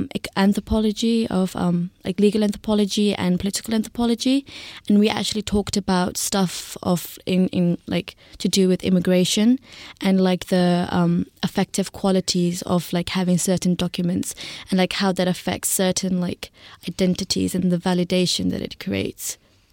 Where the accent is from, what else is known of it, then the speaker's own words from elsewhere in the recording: Hyderabad, Sindh, Pakistan; also born or lived in Zimbabwe; now in United Kingdom; I grew up in Pakistan, in Hyderabad. I was born there and then I moved to Zimbabwe. And then I lived in, moved around quite a lot in the UK.